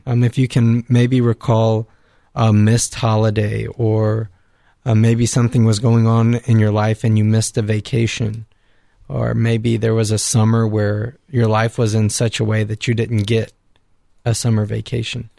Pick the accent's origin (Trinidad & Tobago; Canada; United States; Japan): United States; Victoria, Texas; moved away; from the Diocese of Victoria in Texas